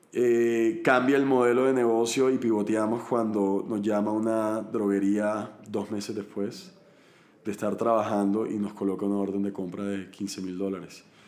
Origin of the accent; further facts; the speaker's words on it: Barranquilla, Atlántico, Colombia; also born or lived in Cali; soy colombiano, nací en Cali, pero me crié toda la vida en Barranquilla, en la costa del país